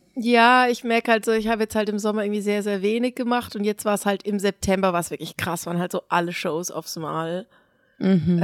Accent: Basel, Basel-Stadt, Switzerland; wir kommen alle irgendwie aus Basel

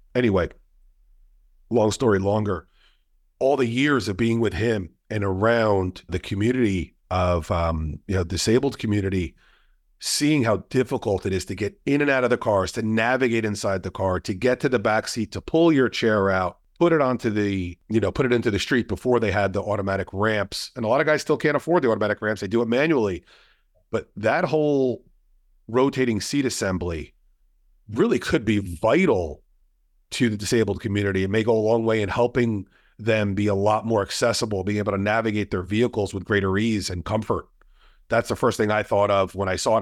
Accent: New Jersey, United States; We're both from New Jersey. Both of our families are from New Jersey

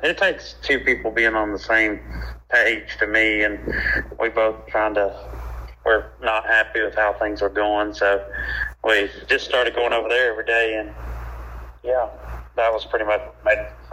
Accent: Charlotte, North Carolina, United States; I grew up in North Carolina, in Charlotte, North Carolina.

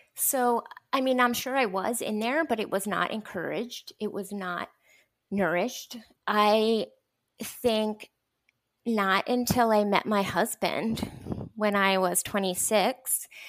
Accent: Lancaster, Pennsylvania, United States; moved away as an adult; also born or lived in Minneapolis / Boston / Atlanta; now in Dallas, United States; I was born and raised in Lancaster, Pennsylvania

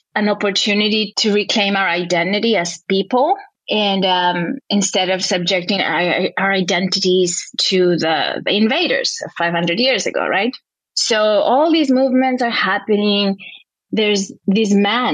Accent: Quito, Pichincha, Ecuador; now in Los Angeles, United States; I'm originally from Ecuador, from Quito, which is a city high in the Andes

